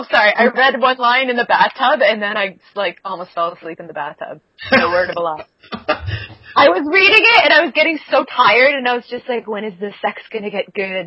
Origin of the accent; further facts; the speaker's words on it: England, United Kingdom; because I am English